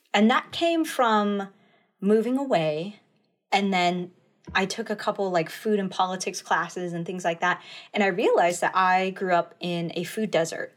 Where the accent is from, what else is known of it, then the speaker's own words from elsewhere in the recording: Flathead Indian Reservation, Montana, United States; I grew up, uh, in the, uh, in Montana. Uh, I grew up on the Flathead Indian Reservation there.